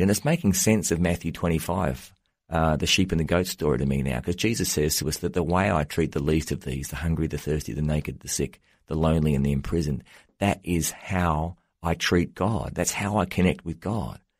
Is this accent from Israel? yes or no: no; Australia; moved away as an adult; now in United States; I'm an Australian, but I've been living in the U S for the last ten years